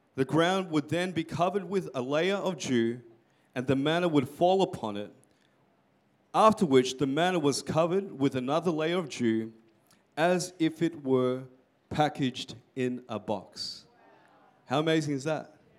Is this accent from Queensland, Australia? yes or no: no; Melbourne, Victoria, Australia; I'm from um, Melbourne